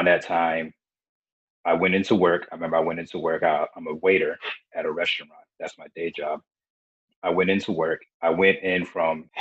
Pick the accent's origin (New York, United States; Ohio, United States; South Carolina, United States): South Carolina, United States; also born or lived in Beaufort, South Carolina; I was born in Beaufort, South Carolina, and I've pretty much grown up in all of, kind of like all over South Carolina. We tend to move around a lot